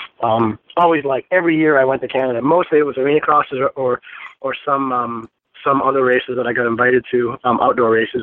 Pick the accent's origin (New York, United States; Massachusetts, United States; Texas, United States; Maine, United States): Maine, United States; growing up in New England